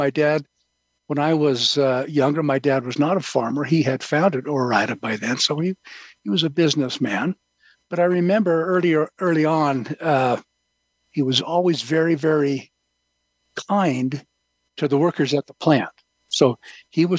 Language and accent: English; Ontario, Oregon, United States; I was born in Ontario, Oregon